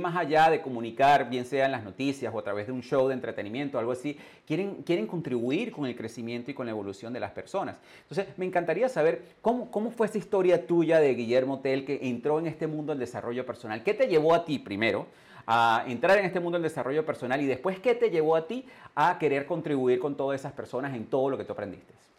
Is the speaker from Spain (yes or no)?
no; Venezuela; moved away as an adult; also born or lived in England / Canada / United States; yo salí de Venezuela hace más de 21 años, yo me desarrollé en el mundo, en el mundo anglo, yo viví en Inglaterra, yo viví en Canadá, viví en los Estados Unidos